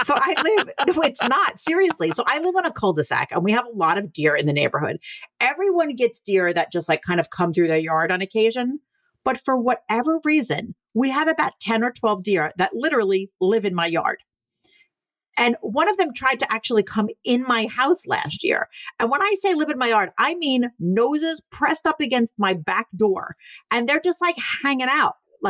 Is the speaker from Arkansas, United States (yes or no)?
no; New York City, New York, United States; we're both from Staten Island